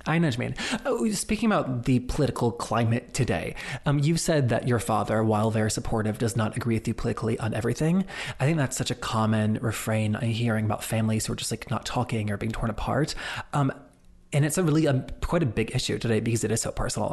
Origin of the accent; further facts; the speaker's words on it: the South, United States; growing up queer in the South